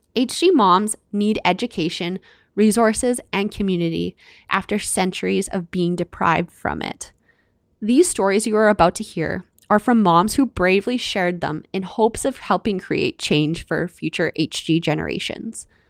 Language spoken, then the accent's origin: English; Canada; I'm your Canadian host